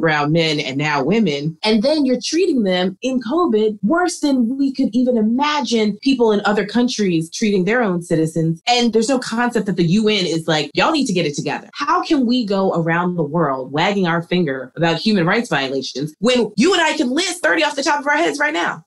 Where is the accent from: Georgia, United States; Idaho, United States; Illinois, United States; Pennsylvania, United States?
Pennsylvania, United States; Philadelphia; I grew up in Philly